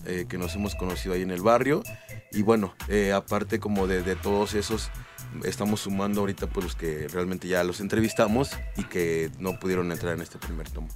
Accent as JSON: {"language": "Spanish", "region": "Mexico City", "country": "Mexico", "said": "Yo soy de la San Felipe Jesús"}